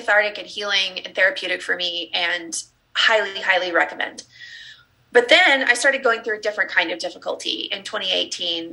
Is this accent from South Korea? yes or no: no; Texas, United States; So I was raised in the Southern Baptist church in the Bible Belt in the South in Texas.